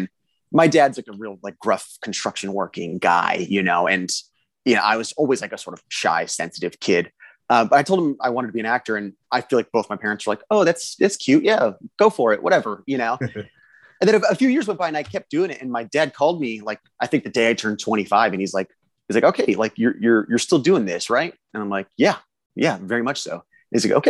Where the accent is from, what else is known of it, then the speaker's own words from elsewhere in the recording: South Riverside County, Southern California, United States; I grew up in Southern California, about 90 minutes outside of LA, like South Riverside County